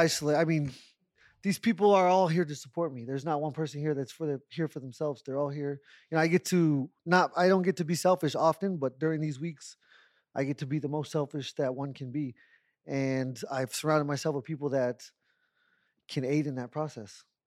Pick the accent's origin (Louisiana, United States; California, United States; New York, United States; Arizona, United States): Arizona, United States; Tucson; I'm half Mexican, and I was born in Tucson